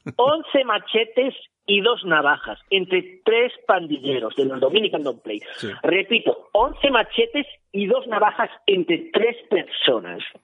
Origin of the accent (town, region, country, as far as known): Spain